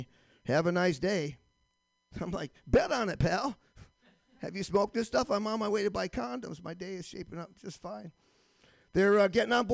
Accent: Michigan, United States; now in Boston, United States; I live in Boston now, but I'm originally from Michigan

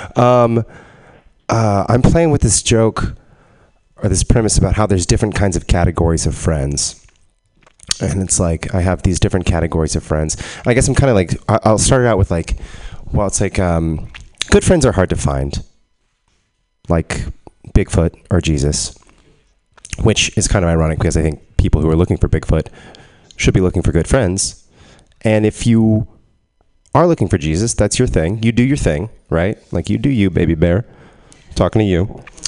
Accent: Texas, United States; growing up in Texas, I heard a lot of like um, like southern

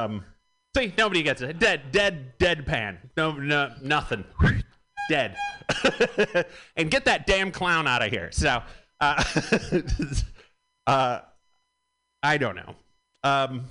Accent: Michigan, United States; moved away; I am from Michigan

